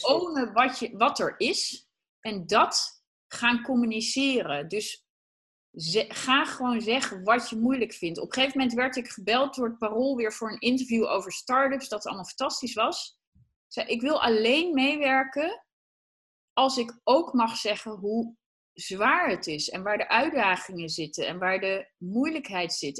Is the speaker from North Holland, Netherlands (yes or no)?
no; Achterhoek, Gelderland, Netherlands; ik kom uit de Achterhoek